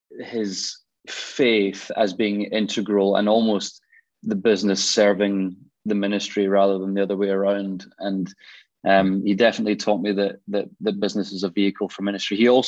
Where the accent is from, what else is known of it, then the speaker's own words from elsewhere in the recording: Glasgow, Scotland, United Kingdom; I grew up in Glasgow. You can probably, well, tell, you might not be able to tell by the accent. I've lived down south for a while, but I grew up in Glasgow and grew up in a Christian home.